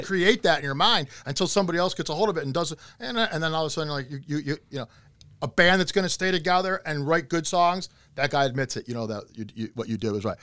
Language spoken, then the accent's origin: English; Cleveland, Ohio, United States; I'm from Cleveland